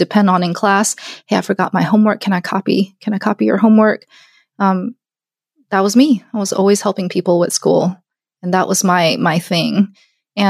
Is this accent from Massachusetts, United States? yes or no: no; Alabama, United States; I'm Korean. I grew up in Alabama.